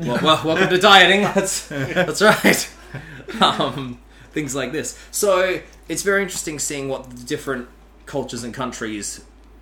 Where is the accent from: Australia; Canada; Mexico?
Australia; first language English; moved away as an adult; also born or lived in Asia